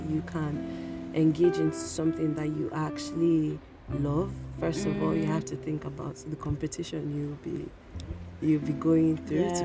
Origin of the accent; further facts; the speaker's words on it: Nigeria; we grew up in Nigeria